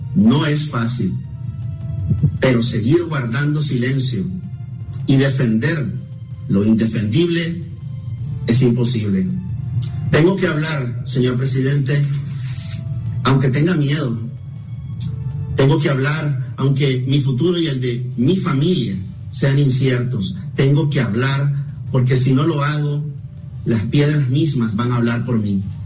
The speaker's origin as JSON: {"language": "Spanish", "country": "Nicaragua", "said": "mi país"}